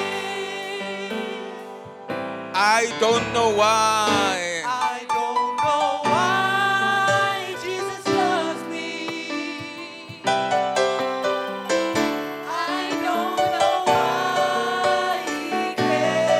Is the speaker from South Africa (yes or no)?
yes; South Africa; I was born in Eitzig, also known as Smokkelsig.